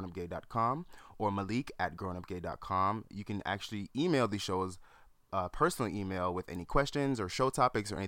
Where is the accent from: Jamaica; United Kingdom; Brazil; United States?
Jamaica; I'm Jamaican